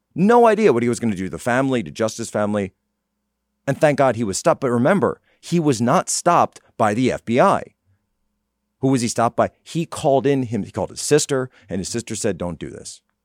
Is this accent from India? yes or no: no; Norristown, Pennsylvania, United States; my hometown, Norristown, Pennsylvania